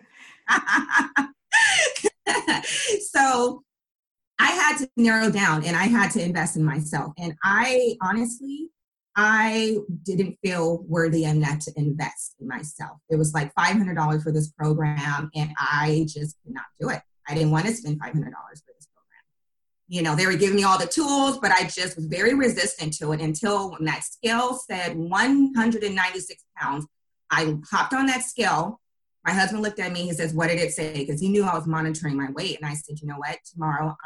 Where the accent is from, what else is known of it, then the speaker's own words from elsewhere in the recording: Bay Area, California, United States; I am from the Bay Area, born and raised in the Bay Area